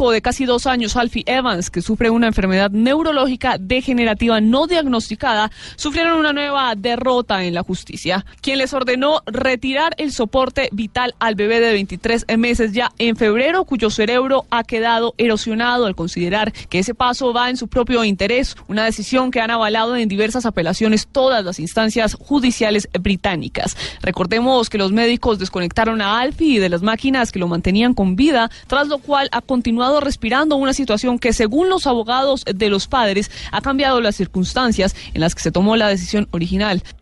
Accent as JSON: {"language": "Spanish", "country": "Colombia", "said": "nosotros somos colombianas, pero no tenemos, o sea, no, hemos legalizado la situación aquí en el país."}